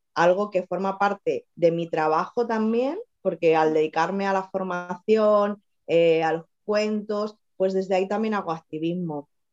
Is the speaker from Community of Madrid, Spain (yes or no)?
yes; Madrid, Community of Madrid, Spain; moved away as an adult; also born or lived in Extremadura; now in Tenerife, Spain; estuve en Madrid, viví, soy de Madrid, me fui a Extremadura y acabé en Tenerife.